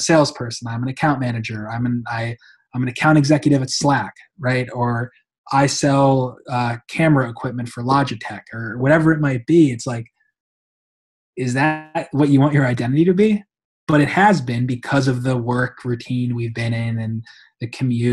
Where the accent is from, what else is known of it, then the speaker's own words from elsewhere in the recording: New York, United States; I'm from New York